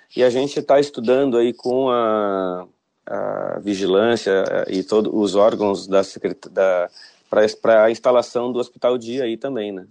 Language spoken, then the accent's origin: Portuguese; Porto Alegre, Rio Grande do Sul, Brazil; nasci em Porto Alegre né, me formei em engenharia na, na, na, Universidade Federal